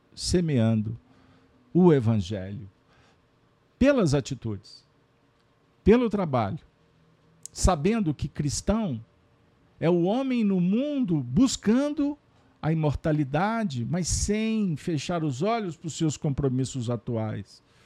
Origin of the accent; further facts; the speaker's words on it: Minas Gerais, Brazil; como bons mineiros, que fazemos parte de uma nação brasileira